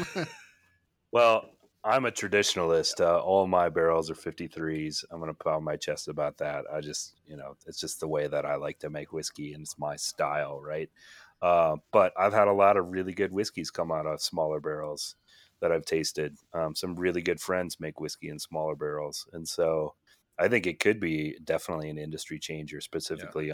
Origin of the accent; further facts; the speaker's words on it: Minneapolis, Minnesota, United States; I grew up in Minneapolis